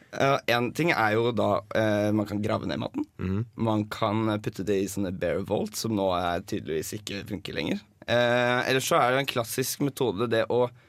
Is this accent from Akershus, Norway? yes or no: no; Drammen, Buskerud, Norway; moved away as an adult; now in Trondheim, Norway; Kommer fra Drammen